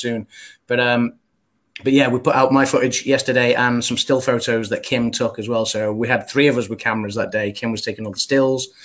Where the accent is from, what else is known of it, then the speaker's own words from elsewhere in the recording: England, United Kingdom; we're English